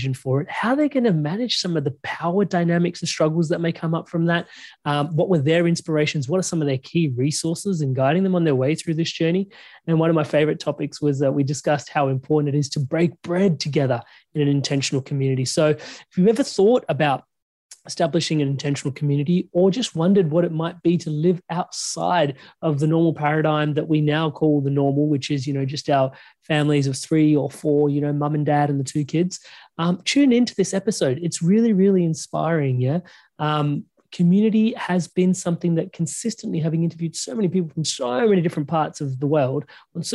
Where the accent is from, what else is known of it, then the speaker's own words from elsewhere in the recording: India; now in Melbourne, Australia; I'm Indian.